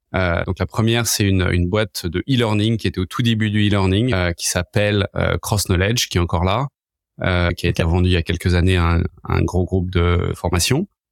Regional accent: Paris, Île-de-France, France; moved away as an adult; now in San Francisco, United States; Je suis né euh, il y a quelques années à Paris. Euh, là maintenant ça fait dix ans que j'habite à San Francisco.

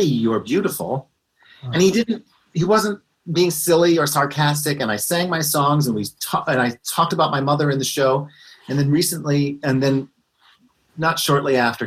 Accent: Scranton, Pennsylvania, United States; I grew up in Scranton, Pennsylvania

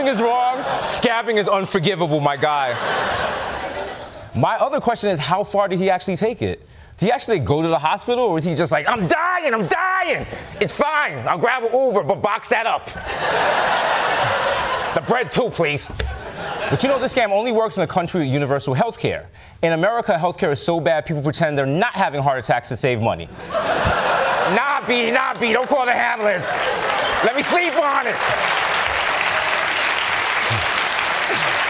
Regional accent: New York City, New York, United States; back in my hometown, New York City

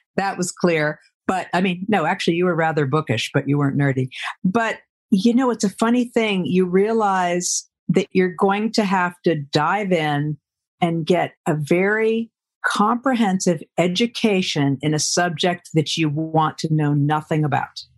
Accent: Providence, Rhode Island, United States; I grew up in Rhode Island in Providence.

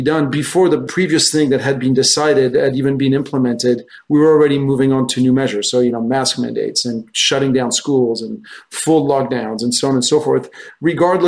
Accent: France; moved away as an adult; also born or lived in United States; I'm French originally. I grew up in France.

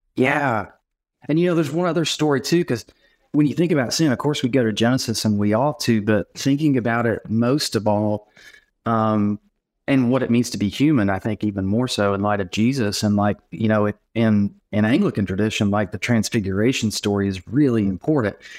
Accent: Knoxville, Tennessee, United States; I live in Knoxville, Tennessee, and I'm actually from Knoxville.

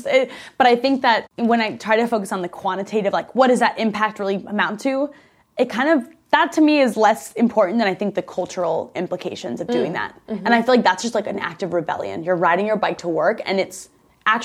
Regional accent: Midwest, United States; moved away; also born or lived in Chicago; I grew up in the Midwest.

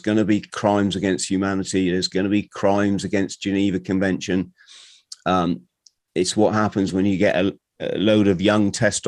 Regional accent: Bromley, London, United Kingdom; born there; I was born in Bromley.

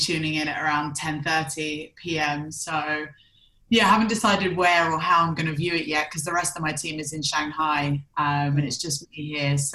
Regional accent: London, United Kingdom; moved away as an adult; I'm originally from London and I left the UK at around 23.

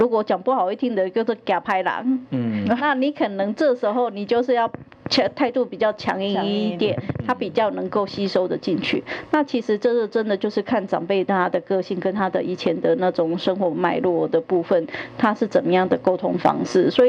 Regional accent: Taiwan; 其实我们台湾人都是非常友善的。

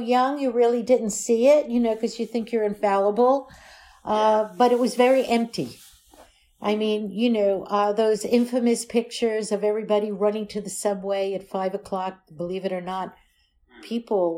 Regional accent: New York City, New York, United States; also born or lived in Florida / Belle Harbor, Queens / Manhattan / Naples, Italy; now in New York, United States; I grew up in Brooklyn. Then we moved to Florida when I was 8. Moved back to New York after a year. Moved to Brooklyn. And then when I was 11... we moved to Bell Harbor, which is in Queens, New York

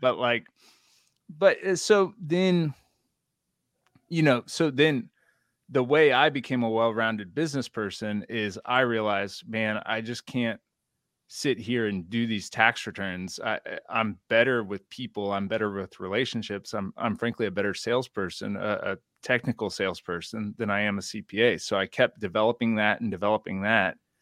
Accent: Houston, Texas, United States; I'm from Houston, Texas

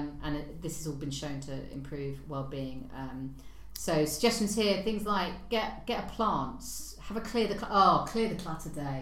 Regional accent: London, United Kingdom; being a Londoner

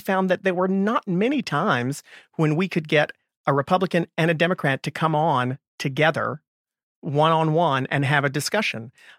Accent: Raleigh, North Carolina, United States; I'm from Raleigh.

